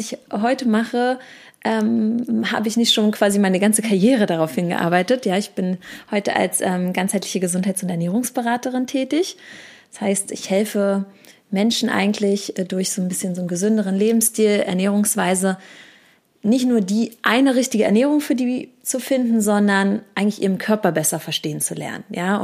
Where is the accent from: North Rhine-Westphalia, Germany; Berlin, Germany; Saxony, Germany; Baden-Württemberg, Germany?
Berlin, Germany; bin tatsächlich gebürtige Berlinerin